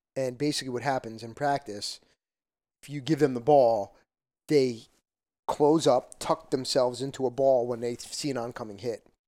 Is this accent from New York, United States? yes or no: no; Parsippany, New Jersey, United States; I came from Parsippany